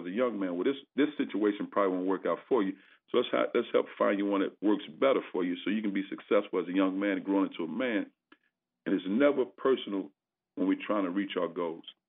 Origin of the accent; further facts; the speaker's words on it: East St. Louis, Illinois, United States; moved away as an adult; also born or lived in Indiana / Tennessee / California; now in Missouri, United States; growing up in East St. Louis, uh, I played for the legendary, you know, Benny Lewis